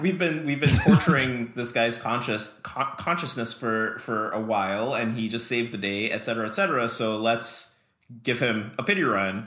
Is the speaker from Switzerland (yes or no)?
no; Trinidad & Tobago; moved away; I grew up in Trinidad in the Caribbean